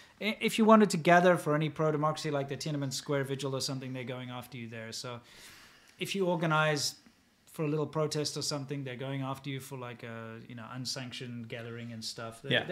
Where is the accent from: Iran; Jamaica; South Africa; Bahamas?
South Africa; moved away as an adult; also born or lived in China; now in Southern California, United States; I'm the worst person when it comes to being a South African